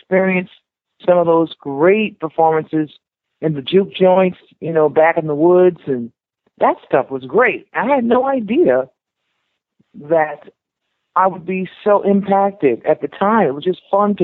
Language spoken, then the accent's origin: English; Miami, Florida, United States; Growing up in Miami is so beautiful